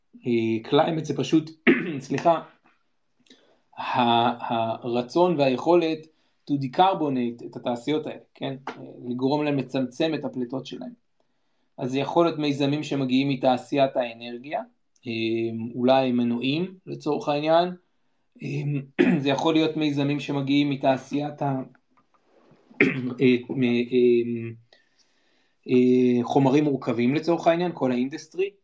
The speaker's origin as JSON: {"language": "Hebrew", "town": "Jerusalem", "region": "Jerusalem District", "country": "Israel", "tie": "born or raised there", "also_born_or_lived": "Ethiopia", "said": "אני ירושלמי. גדלתי ב, במיקרוקוסמוס של החברה הישראלית"}